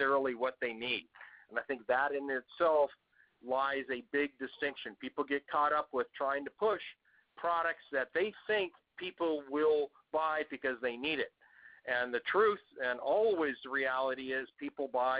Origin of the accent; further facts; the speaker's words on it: United States; accent: Yank; I come from the background in the U.S. As you can tell by my Yank accent